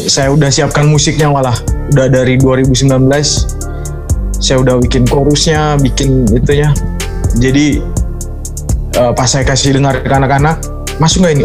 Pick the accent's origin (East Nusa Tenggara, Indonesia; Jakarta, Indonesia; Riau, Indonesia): East Nusa Tenggara, Indonesia; Manggarai, Flores; di daerah saya di Flores, Manggarai tempat saya